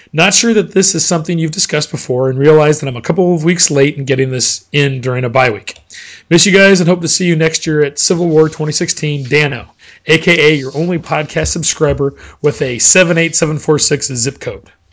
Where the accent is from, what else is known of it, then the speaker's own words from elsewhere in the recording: Colorado, United States; moved away; Growing up in Colorado, I've seen the Broncos on Monday Night Football in two feet of snow